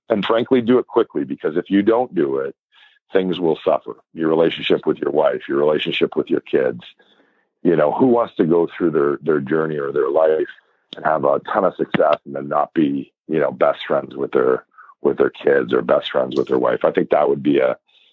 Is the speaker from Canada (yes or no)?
yes; Toronto, Ontario, Canada; moved away as an adult; now in Vancouver, Canada; I'm born and bred in Toronto, Scarborough